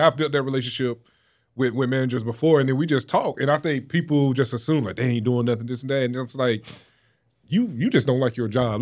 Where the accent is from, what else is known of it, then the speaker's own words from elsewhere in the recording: Wilson, North Carolina, United States; my hometown, Wilson County